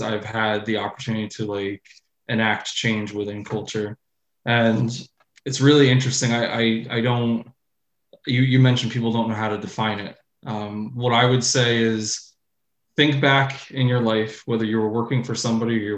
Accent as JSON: {"language": "English", "region": "New York", "country": "United States", "said": "I'm from New York. I live about an hour from Manhattan"}